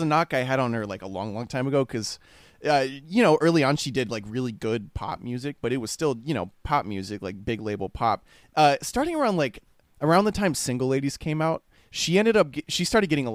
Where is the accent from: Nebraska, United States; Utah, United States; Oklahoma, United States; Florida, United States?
Florida, United States; Tallahassee; We come from Tallahassee